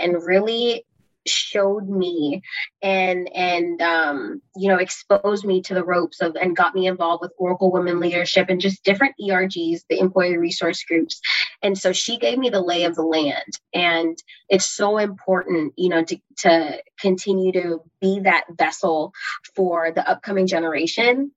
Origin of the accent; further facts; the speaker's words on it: Belize; now in United States; I was born in Belize, moving to the United States